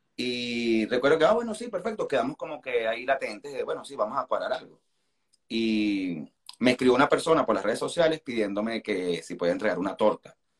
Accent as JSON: {"language": "Spanish", "country": "Venezuela", "moved": "yes", "lives_now": "Argentina", "said": "como el venezolano, estamos acostumbrados a vivir rodeados de extranjeros"}